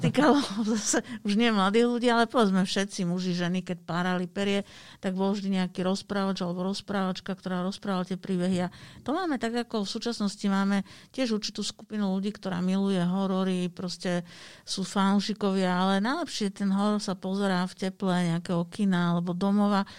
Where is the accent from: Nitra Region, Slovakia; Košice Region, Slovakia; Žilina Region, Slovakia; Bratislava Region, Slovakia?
Bratislava Region, Slovakia; Bratislava; ja pochádzam z Bratislavy